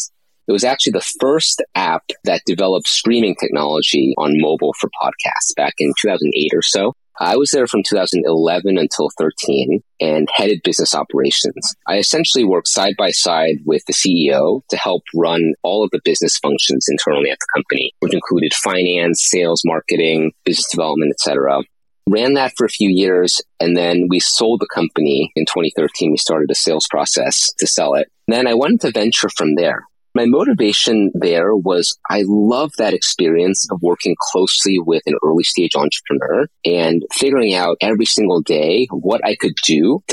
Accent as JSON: {"language": "English", "region": "East Coast of the US", "country": "United States", "tie": "born or raised there", "moved": "as an adult", "said": "I grew up on the East Coast of the US"}